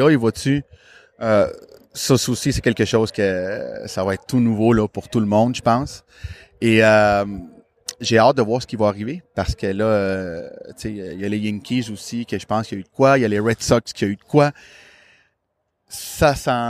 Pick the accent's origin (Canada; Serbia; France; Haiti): Canada; Montreal, Quebec; quand qui, je leur disais que je venais de Montréal, sans exception, toute la gang, oh my God, I love it.